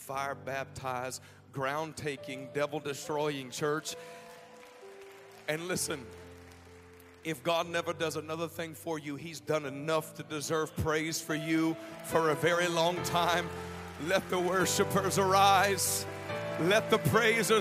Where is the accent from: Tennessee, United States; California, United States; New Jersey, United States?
Tennessee, United States; Nashville; also born or lived in Atlanta, Georgia / Decatur, Georgia; I'm from Nashville, Tennessee